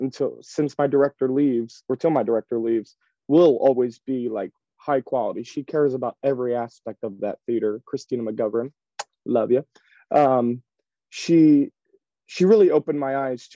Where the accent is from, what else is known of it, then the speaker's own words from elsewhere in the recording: Ridley Park, Pennsylvania, United States; I grew up right outside of Philadelphia in a little town a little town called Ridley Park, Pennsylvania, Delaware County.